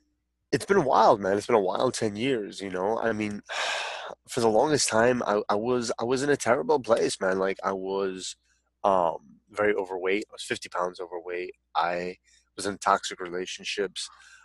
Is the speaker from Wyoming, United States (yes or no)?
no; San Francisco, California, United States; born there; As funny as that sounds, as caveman as that sounds, I was born in San Francisco.